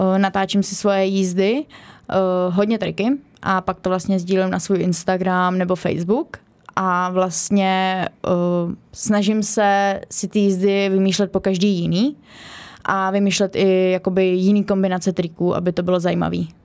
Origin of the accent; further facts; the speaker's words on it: Kostelec nad Orlicí, Hradec Králové Region, Czechia; A trénu u nás v Kostelci na Torlicí